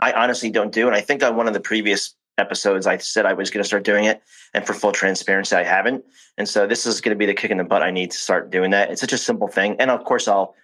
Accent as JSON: {"language": "English", "region": "New Jersey", "country": "United States", "said": "I'm from New Jersey and the winters are pretty tough"}